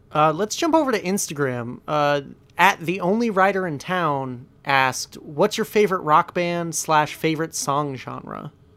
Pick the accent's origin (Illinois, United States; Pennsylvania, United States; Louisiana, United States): Pennsylvania, United States; Scranton; I'm from Scranton, so, like, having a show like the U S version of The Office take place literally, like, five minutes away from where I live